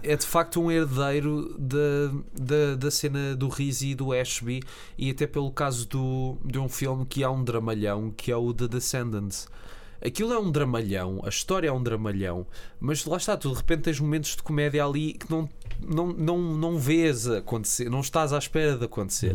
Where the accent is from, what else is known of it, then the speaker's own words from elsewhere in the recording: Portugal; eu sinto-me como português